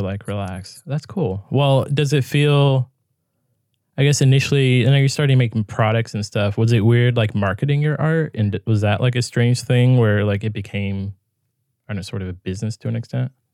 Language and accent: English; California, United States; I'm from California